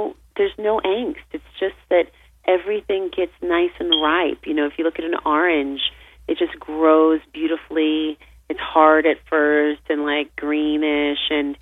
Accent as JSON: {"language": "English", "region": "California", "country": "United States", "tie": "born or raised there", "said": "I grew up in California, and I grew up surrounded by, you know, the beautiful ambient landscape"}